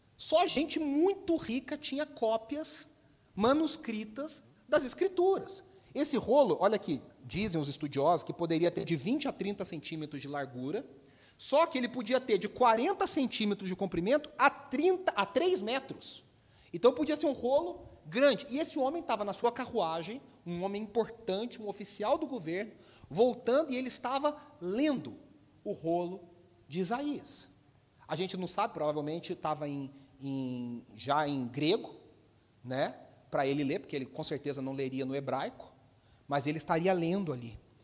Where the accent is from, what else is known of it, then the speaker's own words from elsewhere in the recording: Brazil; also born or lived in Belo Horizonte; a gente aqui no Brasil tem muitos sotaques